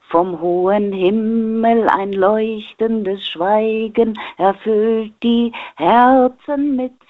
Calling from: Offenburg, Baden-Württemberg, Germany; ich komme aus Offenburg und ich würde gerne etwas singen.

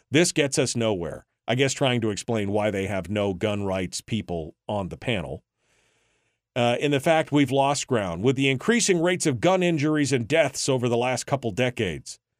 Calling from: Rhode Island, United States; Well, Mike, it's … in Rhode Island.

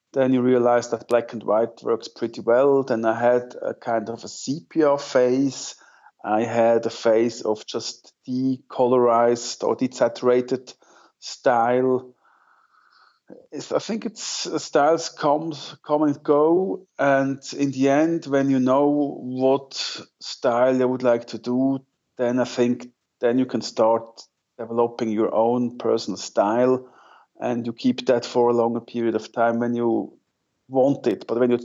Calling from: Zug, Switzerland; English is a second language; I'm calling from the center of Switzerland. I'm based in Zug. That's between Zurich and Lucerne, for those who know Switzerland a little bit.

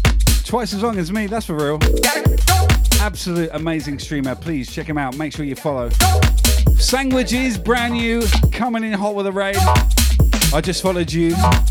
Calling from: Brisbane, Queensland, Australia; I'm streaming from Brisbane, Australia.

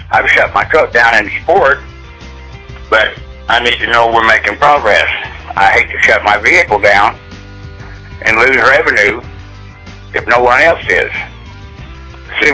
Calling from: Stillwater, Oklahoma, United States; I'm calling from Stillwater, Oklahoma.

